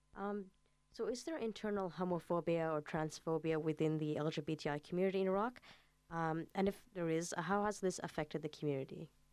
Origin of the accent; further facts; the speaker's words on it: Saudi Arabia; moved away; growing up in Saudi Arabia